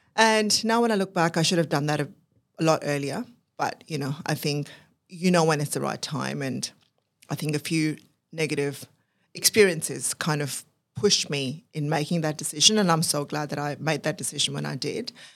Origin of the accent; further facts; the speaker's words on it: Pakistan; moved away as an adult; now in Australia; I was actually born and brought up in Pakistan